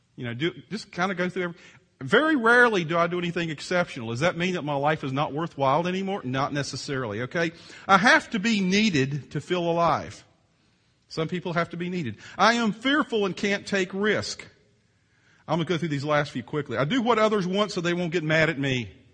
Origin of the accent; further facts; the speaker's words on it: Virginia, United States; moved away; I grew up in Virginia on the East Coast